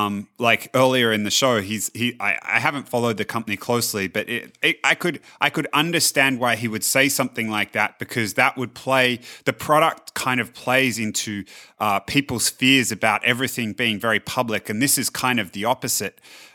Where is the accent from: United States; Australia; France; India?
Australia; So growing up in Australia, it used to, particularly as the internet came around, it used to frustrate me no end